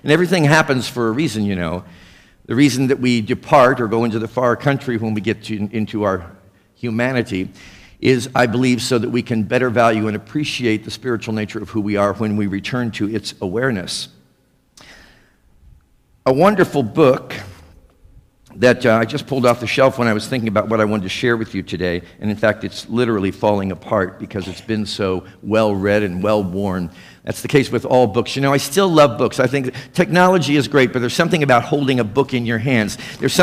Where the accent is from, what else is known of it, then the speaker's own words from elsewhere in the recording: Missouri, United States; now in South Florida, United States; Missouri? Well, of course, that's my hometown